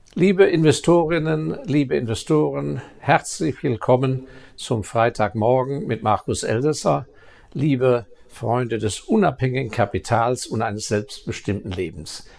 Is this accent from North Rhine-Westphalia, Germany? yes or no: no; Baden-Württemberg, Germany; Ich als äh, Badener